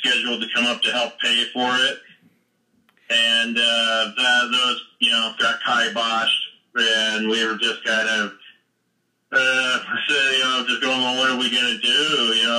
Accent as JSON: {"language": "English", "town": "Centerville", "region": "Utah", "country": "United States", "tie": "born or raised there", "also_born_or_lived": "Salt Lake City, Utah", "said": "I've been here my whole life. It's just kind of born and raised in Utah."}